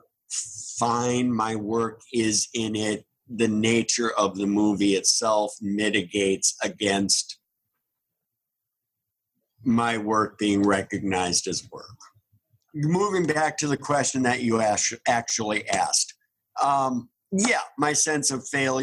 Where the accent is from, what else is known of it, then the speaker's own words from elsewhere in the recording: Minneapolis, Minnesota, United States; moved away as an adult; I grew up in Minneapolis. I was there.